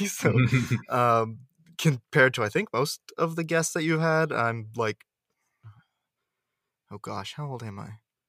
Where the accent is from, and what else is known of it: Washington, District of Columbia, United States; born or raised there; moved away as an adult